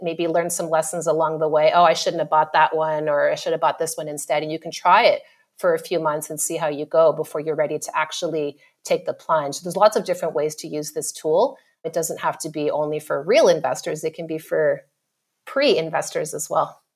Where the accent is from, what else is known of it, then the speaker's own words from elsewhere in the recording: Ottawa, Ontario, Canada; moved away as an adult; now in Australia; So Ottawa, which is the capital